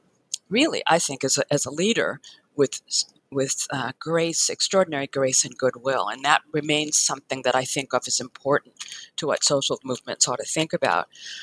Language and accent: English; Chicago, Illinois, United States; moved away; growing up as a small child in Chicago